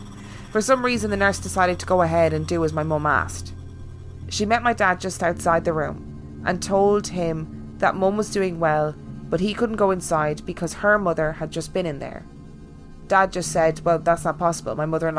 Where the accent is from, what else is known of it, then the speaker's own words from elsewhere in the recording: United States; Side note, I'm American, but my girlfriend is from Dunfermline.